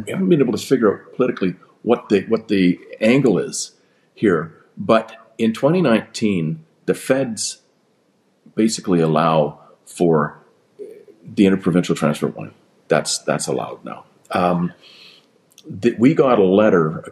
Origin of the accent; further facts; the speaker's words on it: British Columbia, Canada; I'm a Canadian before I'm a British Columbian.